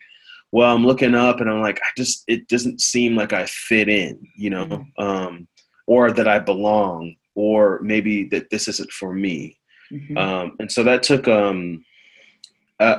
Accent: Columbia, Missouri, United States; I grew up in Missouri, Columbia, Missouri, and I grew up in the church. And my parents are immigrants. They're from Nigeria.

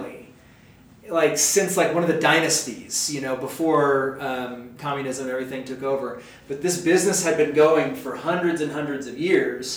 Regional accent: United States; I love being an American

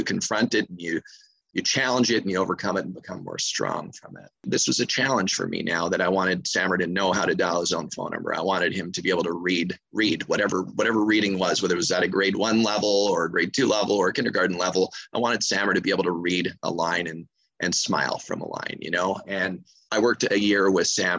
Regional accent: Montreal, Quebec, Canada; moved away as an adult; now in Anguilla; I'm originally from Montreal, Quebec, Canada, from the cold north.

